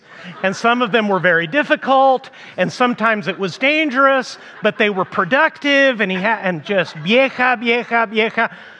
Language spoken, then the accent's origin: English; Mexico; first language Spanish; English is a second language; I grew up in Mexico as the son of missionaries, and one of my favorite things, being a native Spanish speaker, because I was too young to remember when my parents took me there